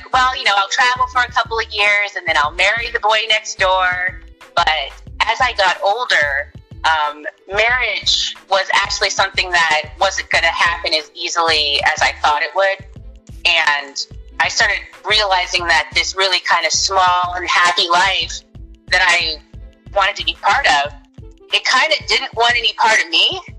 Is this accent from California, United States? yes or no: yes; Orange County, California, United States; also born or lived in New York; I grew up in Orange County, California